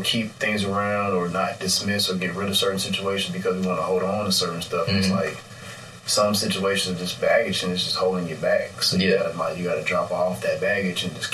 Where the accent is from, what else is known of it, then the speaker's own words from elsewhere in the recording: Chicago, Illinois, United States; I'm from the Chicago area. Like, I've lived all throughout.